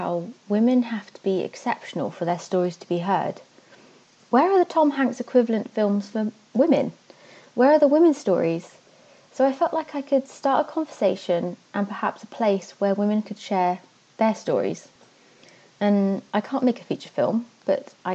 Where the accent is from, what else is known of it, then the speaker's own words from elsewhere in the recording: Devon, South West England, United Kingdom; moved away as an adult; also born or lived in Netherlands; I moved to the Netherlands for a while. I really miss Devon. I'm from Devon